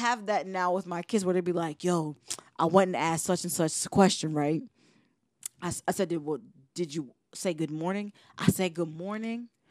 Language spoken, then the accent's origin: English; New York, United States; moved away; also born or lived in Virginia; growing up in New York allowed me the space to explore what it meant to be as a first generation